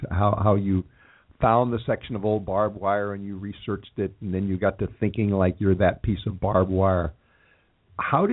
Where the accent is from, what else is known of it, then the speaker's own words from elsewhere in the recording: Los Angeles, California, United States; also born or lived in Texas; even though I talk about Los Angeles as my hometown, I was actually born in Texas and moved to California as a very small child